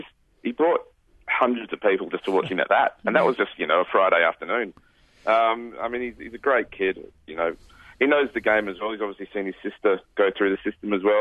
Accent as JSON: {"language": "English", "region": "Western Australia", "country": "Australia", "said": "I think parochial is the absolute, that's the word for us over here"}